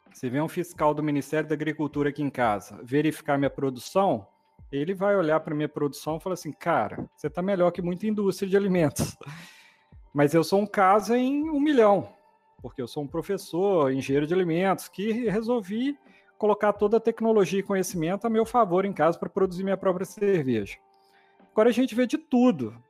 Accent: Sete Lagoas, Minas Gerais, Brazil; moved away as an adult; also born or lived in Viçosa / Espírito Santo; eu sou daqui da região, fui criado em Sete Lagoas

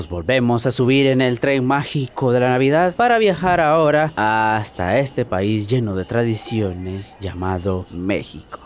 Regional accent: Guatemala; mi país de origen llamado Guatemala, mi bella Guatemala

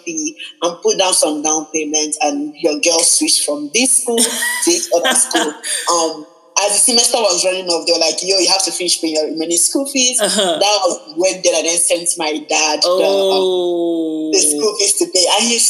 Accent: Nigeria; now in Vancouver, Canada; I'm a Nigerian girl and our names are usually very long.

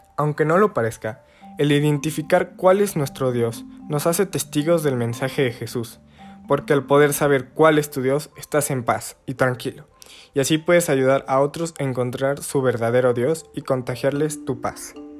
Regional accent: Puebla, Mexico; Soy de Puebla, México y actualmente estoy cursando el cuarto semestre de preparatoria

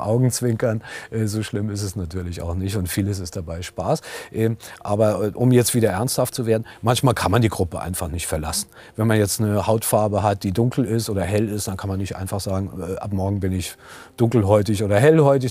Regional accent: Germany; ich bin vielleicht Professor oder ich arbeite an der Helmut Schmidt Universität, ich gehöre zu den Beschäftigten hier an meiner Universität, ich bin Mann, ich bin Deutscher

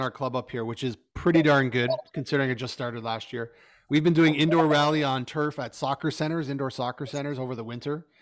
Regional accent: Canada; as a Canadian

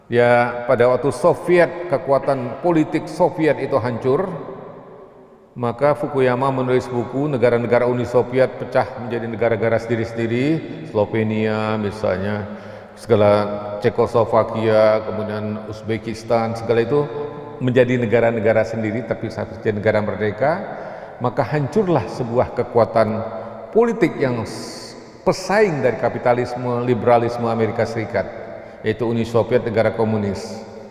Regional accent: Bangka Belitung Islands, Indonesia; thorium di kampung saya di Pulau Bangka Belitung itu bekas penggalian timah

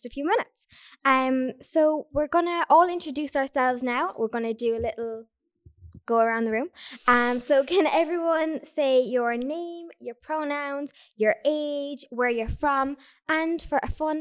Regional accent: Mitchelstown, Munster, Ireland; I'm from Mitchestown

